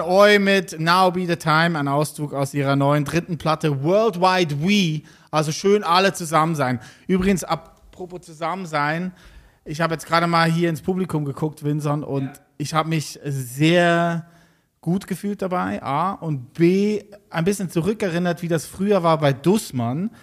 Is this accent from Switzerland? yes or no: yes; Switzerland; wie ich auch aus der Schweiz